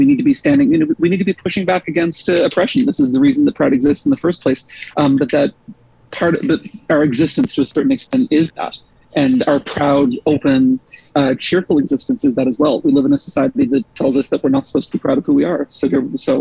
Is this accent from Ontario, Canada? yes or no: no; Halifax, Nova Scotia, Canada; Growing up in Halifax